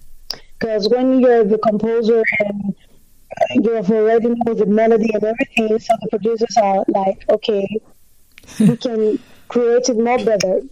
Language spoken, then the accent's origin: English; Greece; Because I was born in Greece, but my parents are Nigerians.